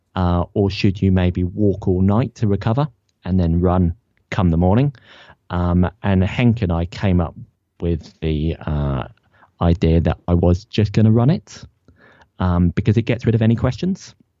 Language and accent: English; Ipswich, East of England, United Kingdom; also born or lived in Leicester; I'm from Ipswich